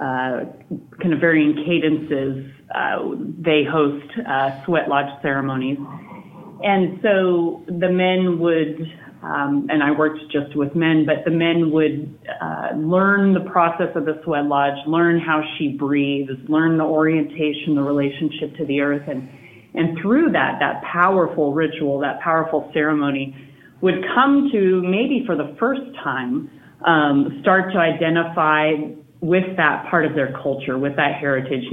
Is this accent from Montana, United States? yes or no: yes; Montana, United States; moved away as an adult; also born or lived in Boston; now in Oregon, United States; I'm from Montana, and so that's where I grew up and went to college and worked there prior to going out to Boston